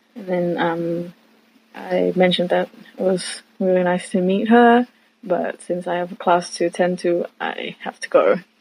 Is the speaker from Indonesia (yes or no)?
yes; Indonesia; I'm from Indonesia